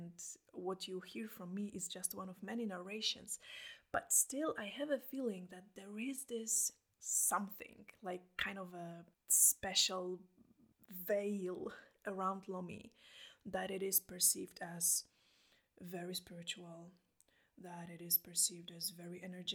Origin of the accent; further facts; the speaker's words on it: Poland; English is a second language; now in Iceland; I'm from Poland. I live in Iceland